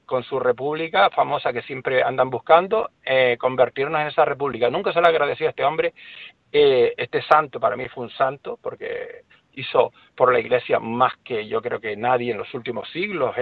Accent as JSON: {"language": "Spanish", "town": "Las Palmas de Gran Canaria", "region": "Canary Islands", "country": "Spain", "said": "Yo soy de Las Palmas de Gran Canaria, no de un pueblito, sino del, de una capital de las más importantes de España"}